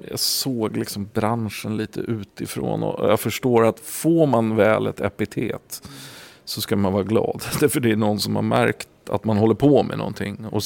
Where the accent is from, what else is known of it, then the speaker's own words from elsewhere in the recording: Vallentuna, Stockholm County, Sweden; also born or lived in Gotland; Eh, vi flyttade från Gotland till Vallentuna och eh, det, det, var en tuff klass.